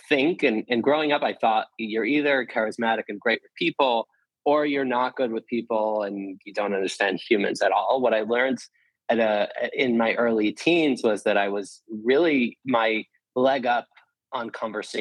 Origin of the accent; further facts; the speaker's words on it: New Jersey, United States; I grew up in New Jersey